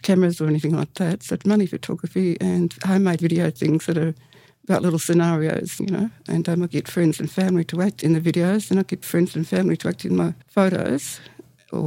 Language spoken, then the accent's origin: English; Melbourne, Victoria, Australia; I sort of was a child in the 60s and growing up in Fitzroy and Port Melbourne as well